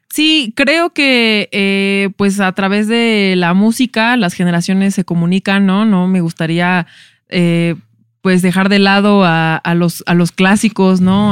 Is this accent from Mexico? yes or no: yes; Mexico; somos los mexicanos en, Estados Unidos